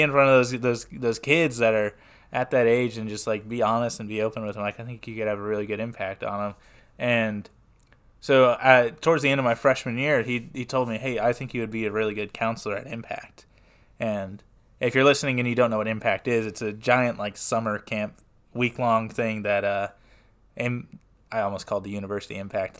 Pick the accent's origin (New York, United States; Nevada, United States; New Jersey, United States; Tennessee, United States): Tennessee, United States; Smyrna; I am from Smyrna, Tennessee, which is just southeast of Nashville